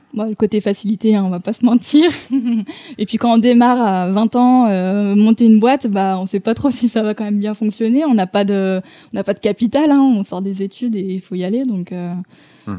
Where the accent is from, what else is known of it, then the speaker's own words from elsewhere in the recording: Lyon, Auvergne-Rhône-Alpes, France; also born or lived in Toulouse; je suis originaire de Lyon